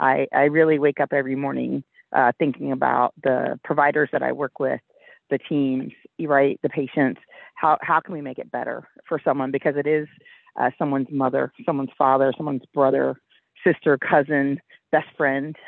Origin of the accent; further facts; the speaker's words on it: Richmond, Virginia, United States; I volunteered to be an EMT on the rescue squad in my hometown of Richmond, Virginia